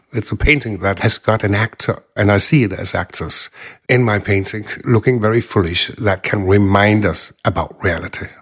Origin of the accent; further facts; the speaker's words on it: Denmark; I am from Denmark. I'm living here most of my time.